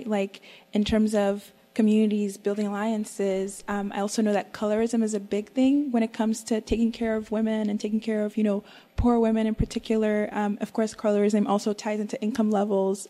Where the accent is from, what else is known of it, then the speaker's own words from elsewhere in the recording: Nigeria; I'm a Nigerian undergrad here